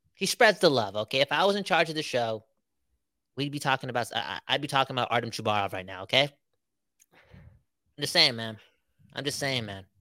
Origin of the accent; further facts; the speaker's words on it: Surrey, British Columbia, Canada; We're from Surrey after all